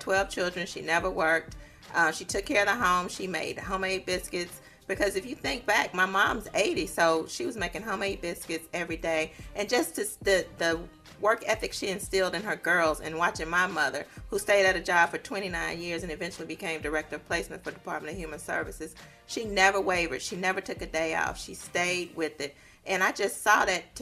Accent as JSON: {"language": "English", "region": "Mississippi", "country": "United States", "said": "I'm from Mississippi, and my grandmother had 12 children."}